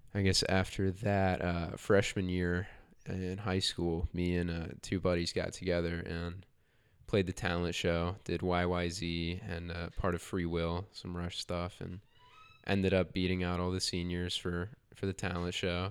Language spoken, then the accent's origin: English; Huntersville, North Carolina, United States; also born or lived in Charlotte, North Carolina; Charlotte, North Carolina, born and raised. Um, but I'm I'm really from Huntersville